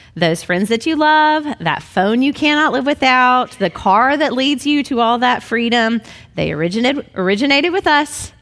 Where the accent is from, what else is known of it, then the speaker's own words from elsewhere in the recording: Memphis, Tennessee, United States; I was brought up in Memphis as a good Southern Baptist girl